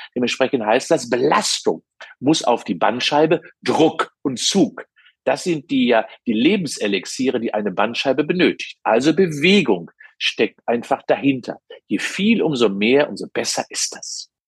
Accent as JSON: {"language": "German", "town": "Cologne", "region": "North Rhine-Westphalia", "country": "Germany", "said": "Als Kölner"}